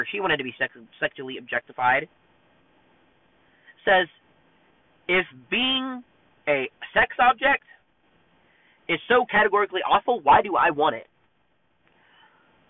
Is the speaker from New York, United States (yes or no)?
no; Texas, United States; I'm from Texas and I'm proud to be from Texas.